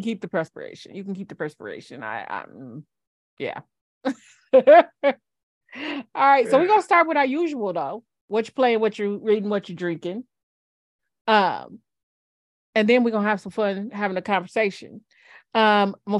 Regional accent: Michigan, United States; I'm from Michigan originally

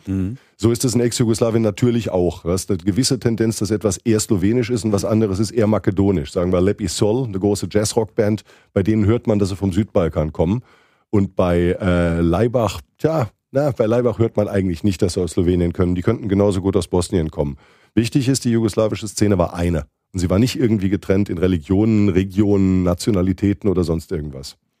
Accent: southwestern Germany, Germany; die große Zeitung in der Gegend, wo ich aufgewachsen bin, in Südwestdeutschland

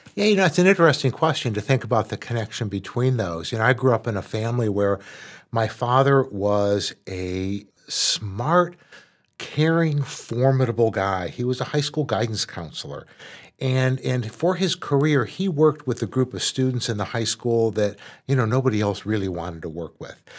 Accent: Dearborn, Michigan, United States; I grew up in Dearborn, which was an all-white town

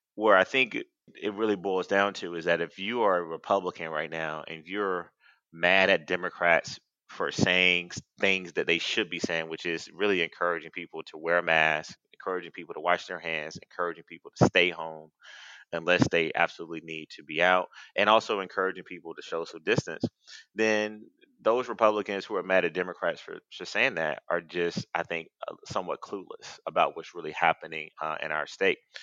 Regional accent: Athens, Georgia, United States; I grew up in Athens

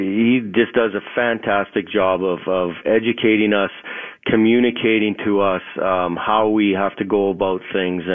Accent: Thompson, Manitoba, Canada; moved away; also born or lived in Flin Flon, Manitoba; when I lived in Thompson, Manitoba, as you know, I was born in Flin Flon, but Thompson is even more north than that. When I was a kid

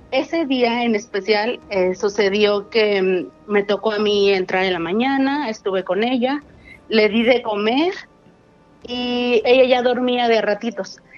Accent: Mexico City, Mexico; De la Ciudad de México.

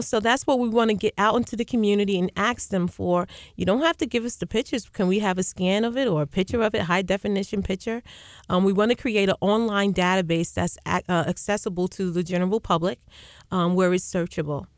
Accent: Uniondale, New York, United States; I grew up right here in Unondale, graduate of Unondale High School

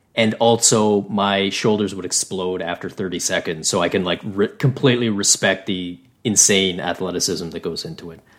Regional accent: Canada; as a Canadian

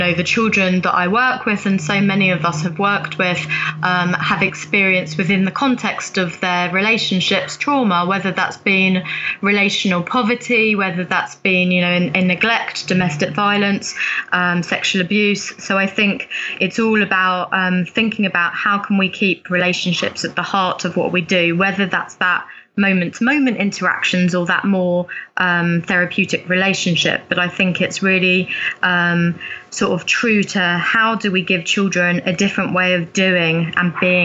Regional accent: London, United Kingdom; also born or lived in Africa; I was predominantly sort of brought up in London

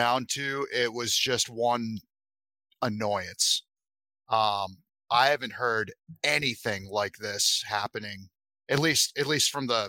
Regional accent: Massachusetts, United States; So where I grew up in Massachusetts, I have a lot of family that went to school in the Boston public school system.

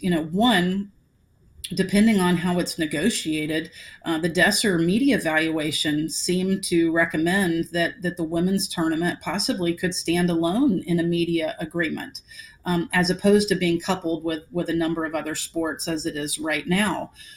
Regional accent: Atlanta, Georgia, United States; I, I, grew up in Atlanta right it's my hometown

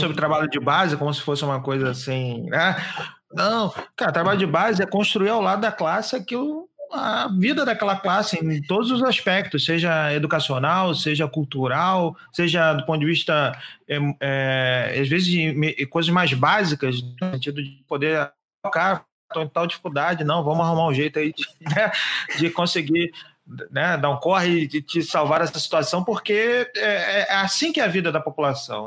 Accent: Rio de Janeiro, Brazil; eu, como carioca

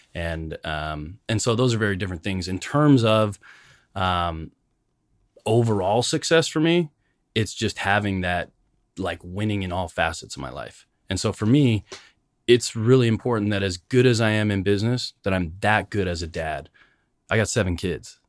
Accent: Canada; moved away as an adult; now in United States; growing up in Canada, being an immigrant, coming to the United States

